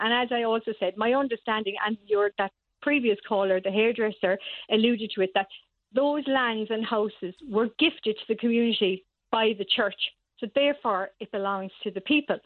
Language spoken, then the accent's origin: English; Cork, Munster, Ireland; I was born and reared on Redemption Road and still live in the family home.